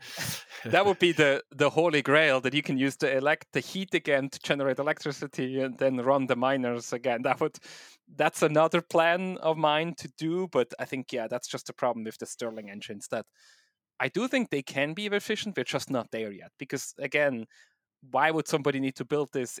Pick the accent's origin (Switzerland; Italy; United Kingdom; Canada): Switzerland; accent: combination of Swiss, German, and English; also born or lived in East Coast, United States; now in United States; I'm originally from Switzerland, uh, so my weird accent is a combination of Swiss, German, German, and English, um, but I do live now in the U S, um, on the East Coast